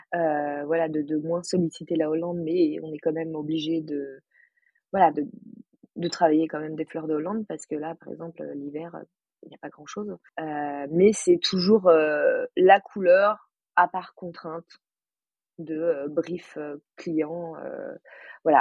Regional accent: Paris, Île-de-France, France; moved away as an adult; now in Chambéry, France; je suis parisienne

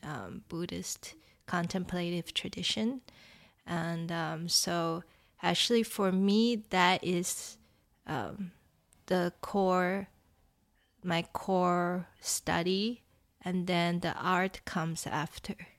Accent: Taiwan; moved away; I grew up in Taiwan

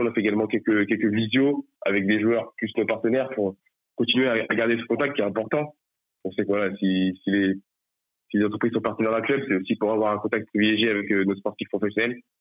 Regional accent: Nantes, Pays de la Loire, France; now in Nice, France; je suis nantais à la base

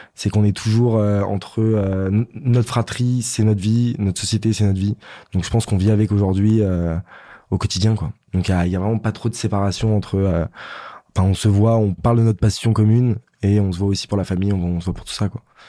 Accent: France; on est normand, on est auvergnat, on reste français

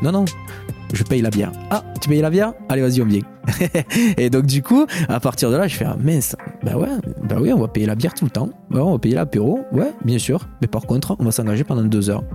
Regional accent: Béziers, Occitania, France; moved away as an adult; also born or lived in Paris; à l'âge de 18 ans, ben, j'ai quitté Béziers

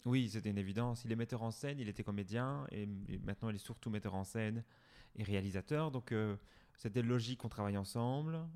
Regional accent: Ath, Wallonia, Belgium; also born or lived in Brussels; Je suis né à Hatt, j'ai grandi ici, je suis allé à l'école ici

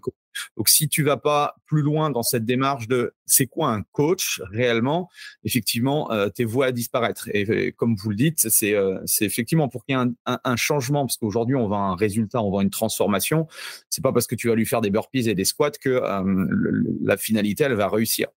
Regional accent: France; chez nous en France

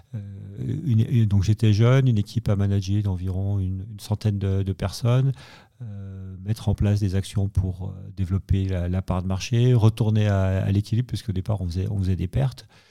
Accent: Savoy, Auvergne-Rhône-Alpes, France; je suis savoyard, je suis on dans un petit village euh, qui fait un peu 3000 euh, habitants

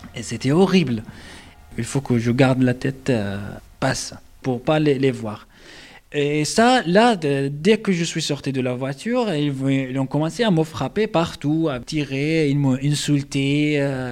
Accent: Daraa, Daraa Governorate, Syria; born or raised there; French is a second language; moved away as an adult; also born or lived in Ibta, Syria / Damascus, Syria; now in Toulouse, France

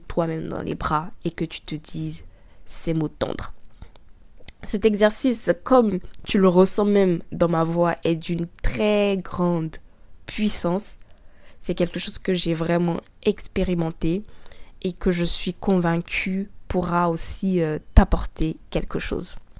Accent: Abidjan, Côte d’Ivoire; Je suis noire, africaine, ivoirienne. Je suis née à Abidjan, en Côte d'Ivoire

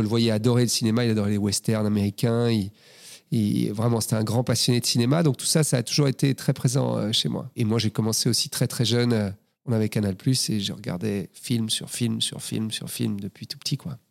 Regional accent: Brussels, Brussels-Capital Region, Belgium; Je suis né à Bruxelles, j'ai grandi à Bruxelles.

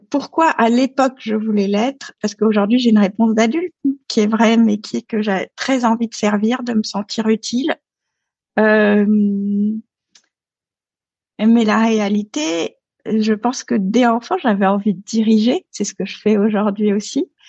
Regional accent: Dakar, Senegal; also born or lived in Paris / Neuilly-sur-Seine; Alors j'ai grandi, euh, j'ai grandi à Dakar. bon, je suis née à Paris. j'ai mes, mes premières années étaient à Neuilly-sur-Seine, mais j'ai grandi à Dakar. Dakar, donc au Sénégal.

